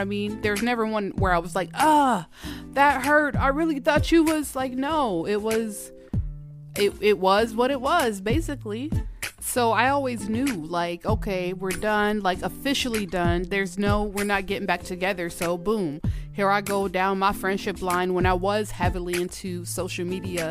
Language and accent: English; Georgia, United States; moved away as an adult; now in Minnesota, United States; I'm from Georgia, all right? I went to elementary, middle school, high school, and college in Georgia, all in Georgia